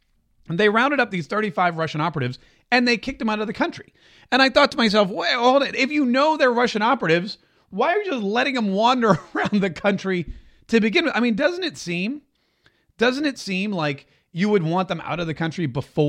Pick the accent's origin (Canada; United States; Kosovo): Canada; I'm Canadian and we're not threatening, eh?